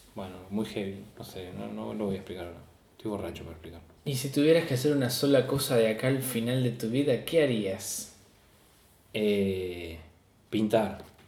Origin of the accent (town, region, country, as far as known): Argentina